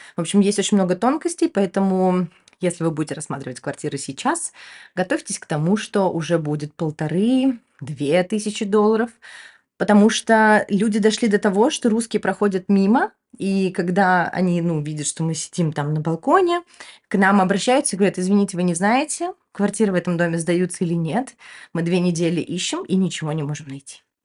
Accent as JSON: {"language": "Russian", "country": "Ukraine", "tie": "born or raised there", "also_born_or_lived": "Moscow, Russia", "moved": "yes", "lives_now": "Turkey", "said": "Я выросла в Украине"}